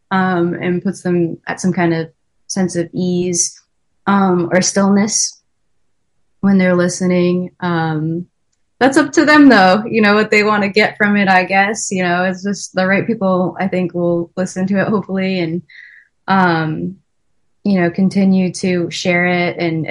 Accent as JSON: {"language": "English", "area": "20 minutes north of Boston", "region": "Massachusetts", "country": "United States", "tie": "born or raised there", "also_born_or_lived": "Ann Arbor, Michigan", "moved": "yes", "lives_now": "Nashville, United States", "said": "I grew up in Massachusetts. And I would always go to the beach with my friends. Grew up 20 minutes north of Boston"}